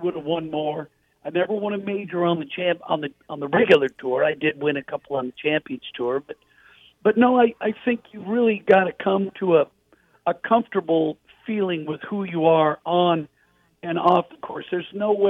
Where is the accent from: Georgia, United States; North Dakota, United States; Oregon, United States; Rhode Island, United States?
Oregon, United States; Portland; I grew up in Portland, Oregon